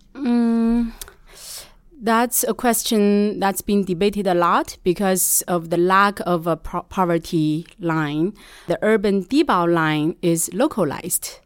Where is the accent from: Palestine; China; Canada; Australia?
China; Shanxi; moved away as an adult; also born or lived in United States; now in New York, United States; I'm initially from Shanxi